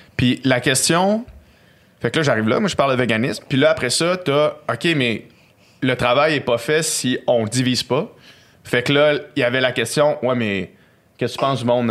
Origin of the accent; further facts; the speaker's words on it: Quebec City, Quebec, Canada; je viens de Québec. On vient de Québec.